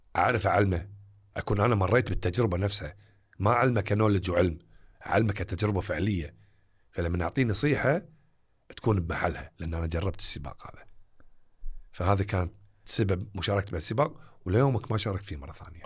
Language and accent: Arabic; Kuwait; حياتنا الواقعية ككويتيين أو عرب